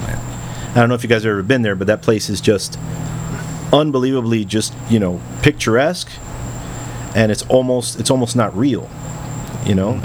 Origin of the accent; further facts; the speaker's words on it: Miami, Florida, United States; first language English; I grew up in Westchester